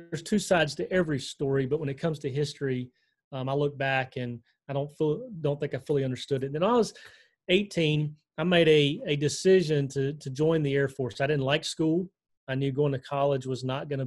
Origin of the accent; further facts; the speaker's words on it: Selma, Alabama, United States; moved away as an adult; also born or lived in Idaho / Aleutian Islands, Alaska / Washington, D.C.; I had honestly grown up in Alabama